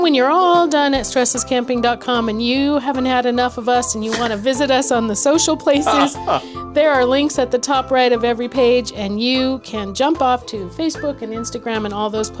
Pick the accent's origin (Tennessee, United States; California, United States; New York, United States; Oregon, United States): California, United States; moved away; we were from California.